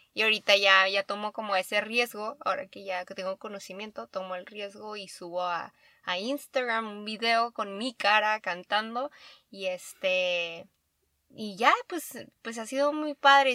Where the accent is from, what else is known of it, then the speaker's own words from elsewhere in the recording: Baja California, Mexico; En Baja California, soy de Baja California.